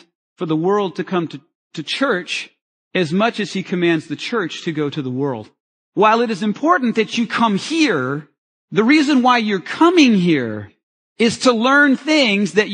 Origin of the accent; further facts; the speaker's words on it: United States; I'm an American